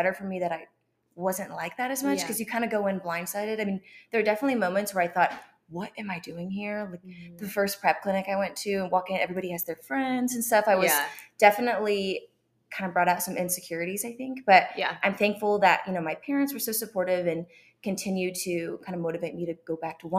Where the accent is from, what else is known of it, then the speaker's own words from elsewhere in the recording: Columbia, Missouri, United States; moved away as an adult; also born or lived in London; now in Dallas, United States; So I grew up in Columbia. My family was a big-time Mizzou family.